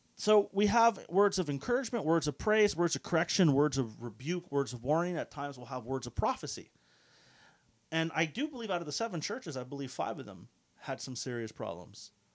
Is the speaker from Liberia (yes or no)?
no; Canada; for us in the West, we're, we're Canadian, uh, so we are more secular